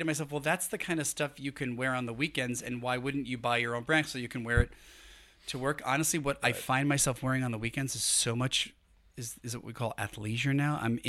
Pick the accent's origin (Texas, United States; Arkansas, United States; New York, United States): New York, United States; Brooklyn; You know, I grew up in Brooklyn, so, didn't know style when I was a kid growing up.